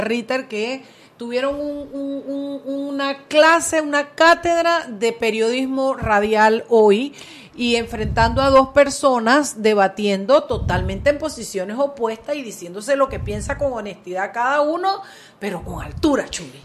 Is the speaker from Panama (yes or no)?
yes; Panama; Somos panameños